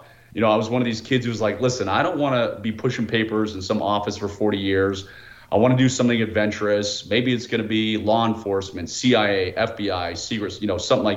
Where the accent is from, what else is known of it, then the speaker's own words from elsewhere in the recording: Washington, District of Columbia, United States; moved away as an adult; now in Utah, United States; I'm born and raised in the Washington, D.C. area